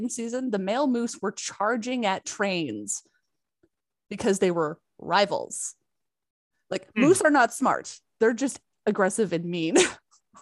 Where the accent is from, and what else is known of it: Canada